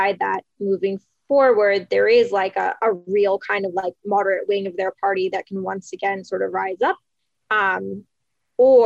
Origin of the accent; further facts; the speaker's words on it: New York City, New York, United States; I'm from New York City